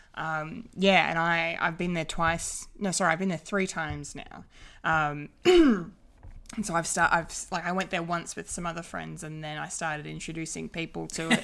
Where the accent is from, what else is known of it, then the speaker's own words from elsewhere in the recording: Australia; the Aussie of the group